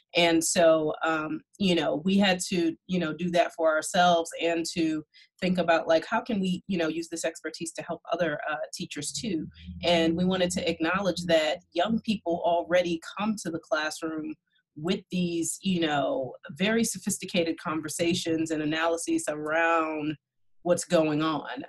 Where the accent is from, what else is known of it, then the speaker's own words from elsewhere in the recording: New York City, New York, United States; I'm from Brooklyn.